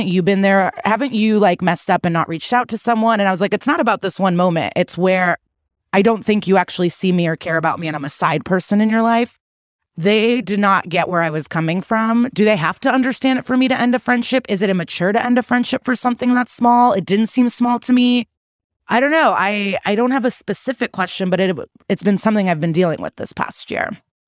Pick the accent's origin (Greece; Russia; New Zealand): Russia; English is a second language; now in United States; I'm from Russia. No discussions, no apologies, no accountability ever.